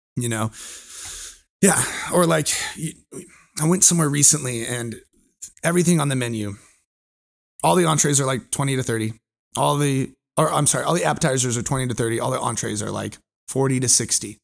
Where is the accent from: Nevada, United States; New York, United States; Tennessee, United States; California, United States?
California, United States; moved away; also born or lived in Hawaii; I'm originally from California, my family lives in Orange County.